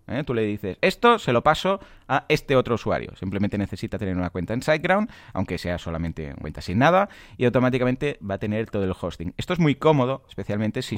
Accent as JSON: {"language": "Spanish", "region": "Catalonia", "country": "Spain", "said": "somos catalanes los dos"}